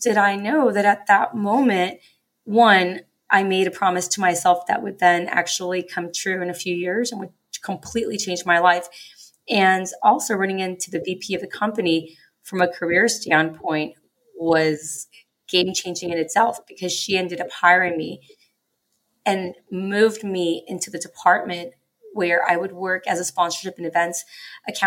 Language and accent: English; Los Angeles, California, United States; growing up in Los Angeles